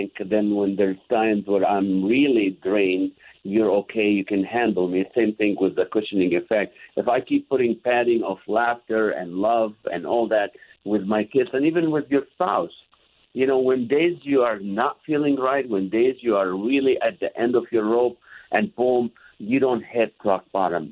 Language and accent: English; Kuwait; moved away; also born or lived in Israel; we lived in Kuwait back when I was born in Israel, moved to Kuwait